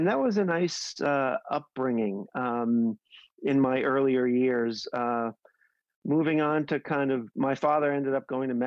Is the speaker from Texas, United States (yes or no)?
no; New York City, New York, United States; I grew up in New York, relatively humble beginnings